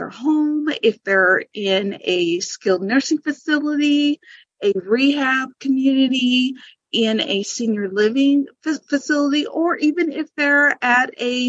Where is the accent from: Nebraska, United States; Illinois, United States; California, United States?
Nebraska, United States; also born or lived in Tokyo, Japan; so then I was raised here. I was actually born overseas while my dad was in the military.